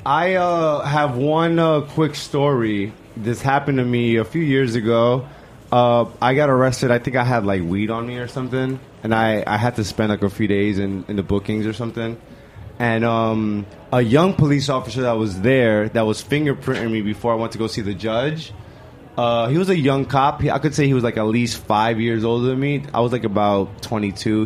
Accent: New York City, New York, United States; also born or lived in Bushwick, New York City; I grew up in the Lower East Side

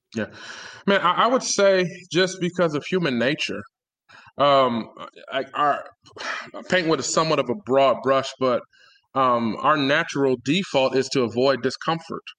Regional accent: Detroit, Michigan, United States; I grew up in Detroit, born and raised

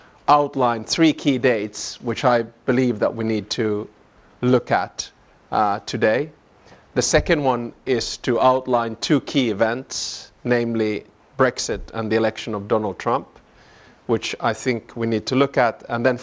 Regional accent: Finland; born there; accent: Southern; also born or lived in Southern US; so, you know, I'm Finnish by birth and Southern by the grace of God. And but I'll try to hold back my Southern accent today.

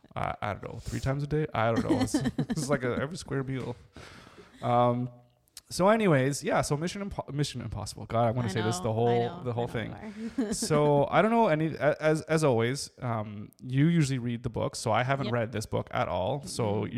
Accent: Canada; I'm Canadian.

